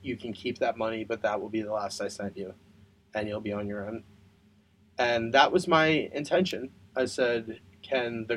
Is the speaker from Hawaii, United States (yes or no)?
no; Pennsylvania, United States; I'm from Pennsylvania